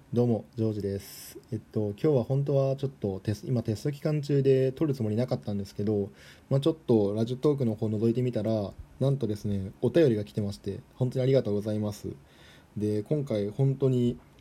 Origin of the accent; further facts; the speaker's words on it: Toyama, Japan; moved away; 僕の地元の富山の、まあ、田舎の方では